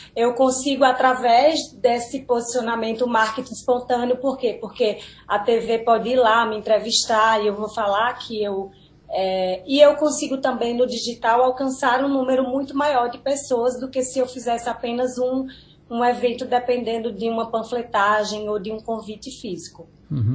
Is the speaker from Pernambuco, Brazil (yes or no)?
yes; Petrolina, Pernambuco, Brazil; also born or lived in Bahia; eu sou do Vale, eu sou de Petrolina, mas eu sou peba, metade pernambucana, metade baiana